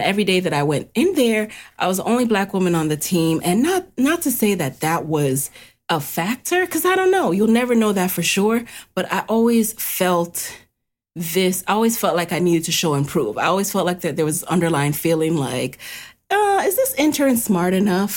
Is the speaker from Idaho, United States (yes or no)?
no; New York City, New York, United States; didn't have a car growing up in the city, growing up in the Bronx